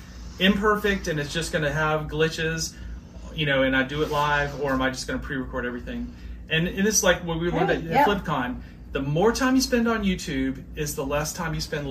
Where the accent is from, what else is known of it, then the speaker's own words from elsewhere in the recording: South Carolina, United States; So I grew up in South Carolina